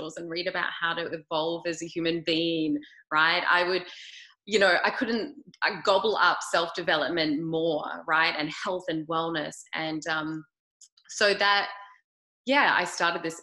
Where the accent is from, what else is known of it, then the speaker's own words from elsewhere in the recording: Australia; I'm from Australia, grew up there